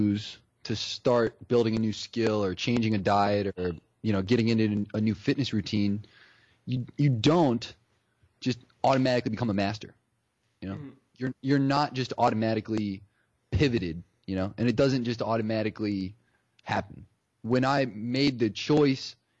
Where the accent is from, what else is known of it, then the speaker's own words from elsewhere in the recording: Ohio, United States; I grew up in Ohio